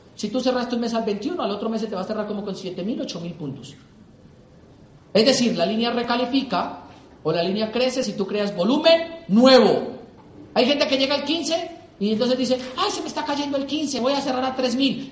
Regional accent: Colombia; mi país

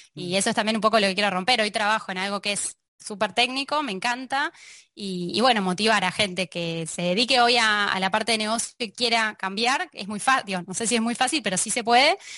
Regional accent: Argentina; moved away as an adult; now in Barcelona, Spain; Los argentinos ya podemos decir

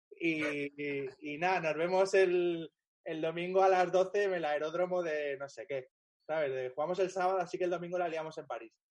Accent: Pozuelo, Community of Madrid, Spain; Pero yo que soy un chaval de Pozuelo, que ya tenía una casa con jardín

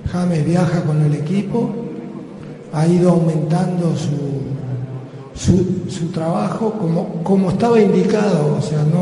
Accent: Colombia; Eh, yo soy de Colombia.

